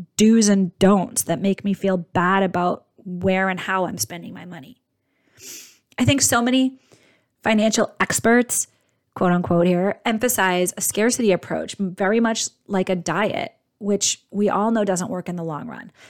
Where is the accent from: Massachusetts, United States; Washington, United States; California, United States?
Massachusetts, United States; outside Boston; I grew up outside Boston in a very blue collar household